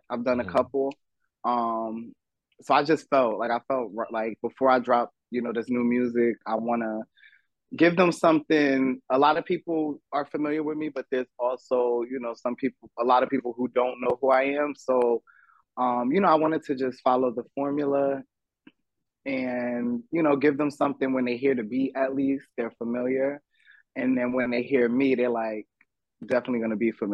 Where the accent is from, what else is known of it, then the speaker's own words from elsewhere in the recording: Ocean Township, New Jersey, United States; also born or lived in The Bronx; I was born in Central Jersey, Monmouth County, Asbury Park area. Went to Ocean Township High School, born and raised in Ocean Township, a little, town in Central Jersey